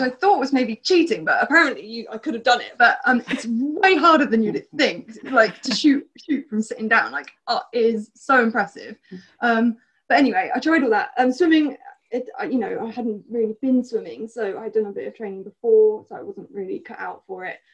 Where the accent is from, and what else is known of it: Bournemouth, South West England, United Kingdom; born or raised there; also born or lived in South Africa